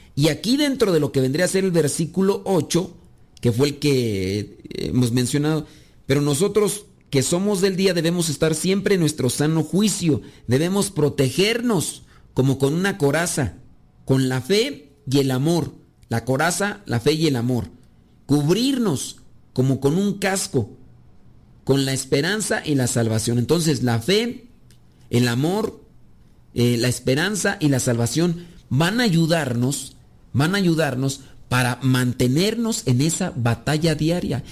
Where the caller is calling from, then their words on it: Yonkers, New York, United States; lo escucho desde Jonker, Nueva York